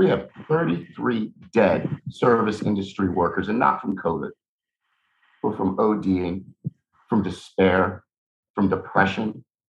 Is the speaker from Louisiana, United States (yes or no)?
yes; New Orleans, Louisiana, United States; also born or lived in San Salvador, El Salvador; I'm not originally from here. I was born in San Salvador, El Salvador. And I was adopted out of a war zone to New Orleans. My mother is from here.